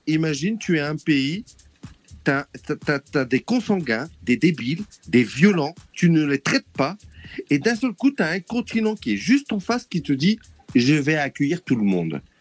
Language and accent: French; Ch'ti, Hauts-de-France, France; moved away; je travaille à côté de la Suisse, malgré que je suis ch'ti